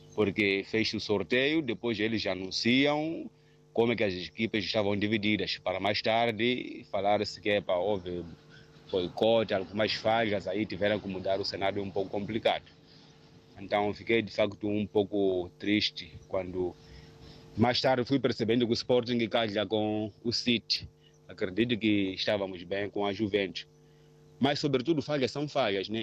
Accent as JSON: {"language": "Portuguese", "area": "Manjacaze", "region": "Gaza Province", "country": "Mozambique", "tie": "born or raised there", "moved": "yes", "lives_now": "Maputo, Mozambique", "said": "os meus familiares na minha terra natal, é Manjagás, na província de Gaza"}